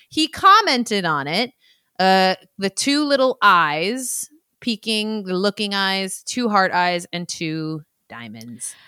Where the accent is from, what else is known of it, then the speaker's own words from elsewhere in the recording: Bay Area, California, United States; my hometown in the Bay Area.